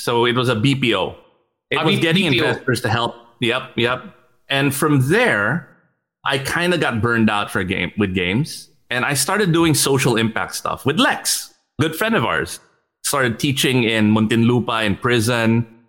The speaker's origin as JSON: {"language": "English", "country": "Switzerland", "tie": "born or raised there", "also_born_or_lived": "United States", "said": "I grew up in Switzerland and in the US"}